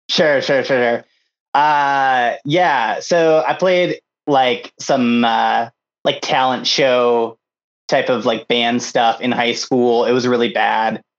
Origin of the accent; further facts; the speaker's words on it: Japan; And then um, I grew up in Japan.